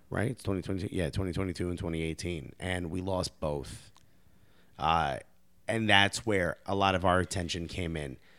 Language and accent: English; Newark, New Jersey, United States; I grew up in Newark, New Jersey